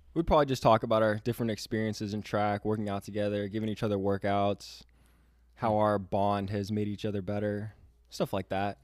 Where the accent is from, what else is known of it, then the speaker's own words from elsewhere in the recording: Florida, United States; also born or lived in Michigan; I am from Florida